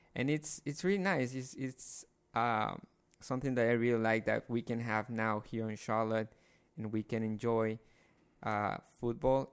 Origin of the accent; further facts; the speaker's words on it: Guayaquil, Guayas, Ecuador; moved away; I'm from Guayaquil, Ecuador.